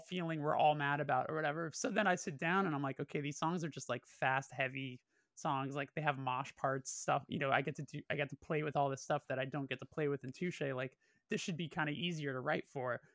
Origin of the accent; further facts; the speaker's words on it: Burbank, California, United States; I'm from Burbank specifically, I was born and raised there